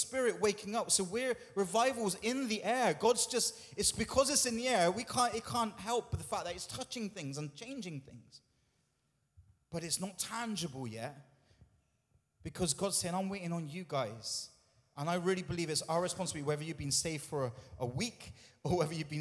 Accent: United Kingdom

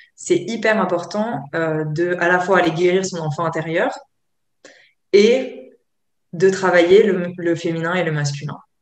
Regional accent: Provence-Alpes-Côte d'Azur, France; je viens de, la Côte d'Azur

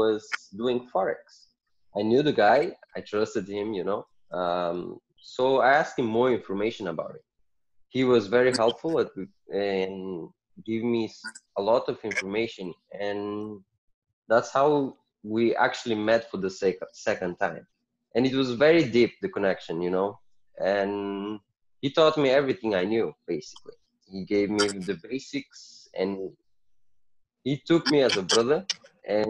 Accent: Portugal; moved away; also born or lived in Mozambique; I was born in Portugal, raised in Portugal. I moved to Mozambique because my family is all from Mozambique

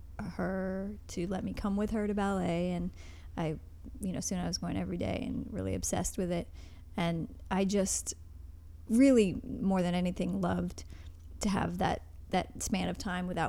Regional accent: Newbury, Vermont, United States; moved away; also born or lived in New York; When I was little, I lived in Vermont.

